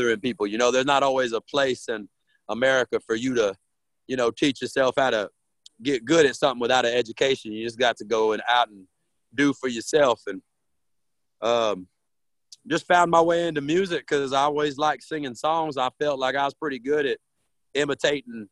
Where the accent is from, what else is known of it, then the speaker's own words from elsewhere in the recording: Rio Grande Valley, South Texas, United States; I'm from the Rio Grande Valley down in South Texas, way South Texas on the Mexican border